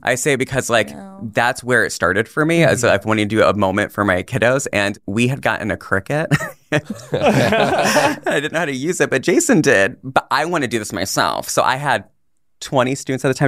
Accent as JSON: {"language": "English", "country": "Puerto Rico", "said": "I'm Puerto Rican"}